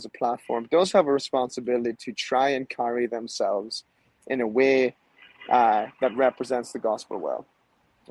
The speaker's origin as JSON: {"language": "English", "country": "Ireland", "moved": "yes", "lives_now": "Nashville, United States", "said": "I'm from Ireland."}